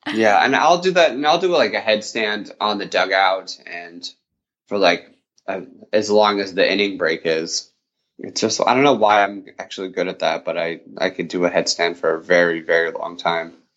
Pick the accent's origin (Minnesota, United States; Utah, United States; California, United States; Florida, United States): Utah, United States; I grew up in Utah